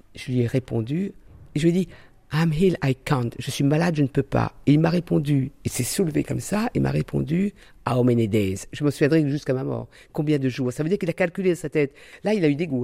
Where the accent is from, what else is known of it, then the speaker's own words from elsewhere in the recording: Réunion; moved away; je viens de l'île de la Réunion